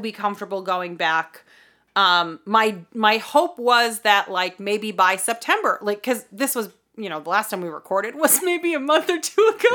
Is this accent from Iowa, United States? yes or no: no; Boston, Massachusetts, United States; we're from the Boston area